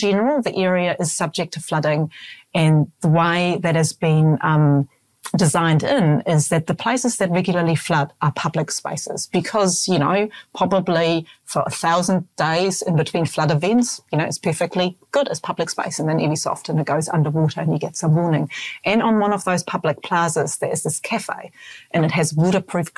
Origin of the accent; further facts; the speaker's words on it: Hamburg, Germany; now in New Zealand; Hamburg's my hometown